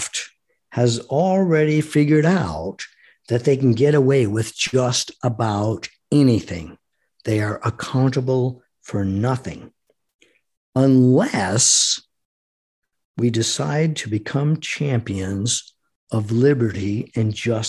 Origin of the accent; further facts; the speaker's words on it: United States; I am an American fighting man. I am an American citizen.